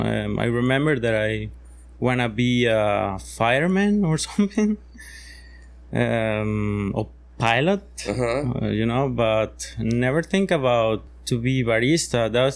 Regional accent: Tibás, San José, Costa Rica; now in Nosara, Costa Rica; I'm from the outskirts of San Jose.

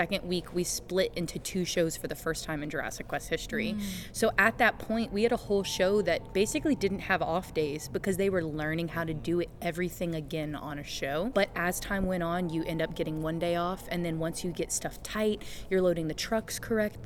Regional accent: New Iberia, Louisiana, United States; I'm from Louisiana, a really small town called New Iberia, or a parish

